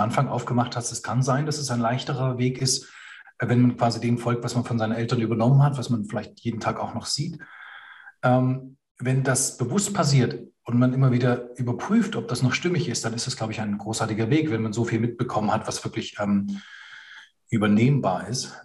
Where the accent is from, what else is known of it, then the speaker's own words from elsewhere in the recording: Germany; in der Nachkriegsgeneration bei uns in Deutschland